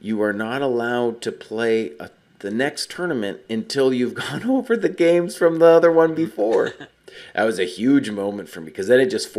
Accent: United States; Growing up in America

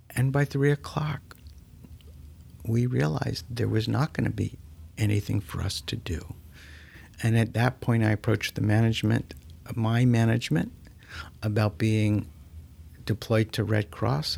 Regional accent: South Florida, United States; I'm a native of South Florida

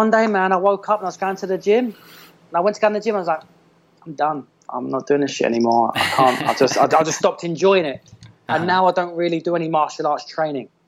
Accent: London, United Kingdom; born or raised there; moved away as an adult; now in Miami, United States

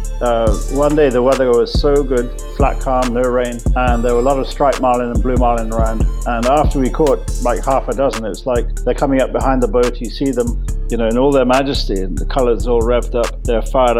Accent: Jamaica; growing up in Jamaica. My family's been there

